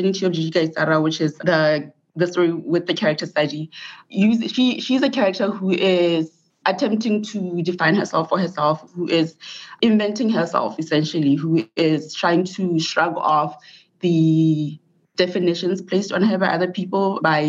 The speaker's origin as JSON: {"language": "English", "country": "Botswana", "tie": "born or raised there", "also_born_or_lived": "Mississippi, United States", "moved": "as an adult", "lives_now": "United States", "said": "I'm from Botswana, and so I did my undergrad education in Botswana. I did all of my education in Botswana."}